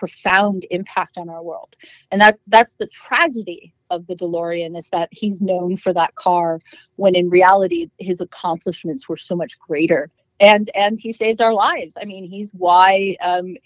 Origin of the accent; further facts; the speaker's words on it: Los Angeles, California, United States; I grew up in Hollywood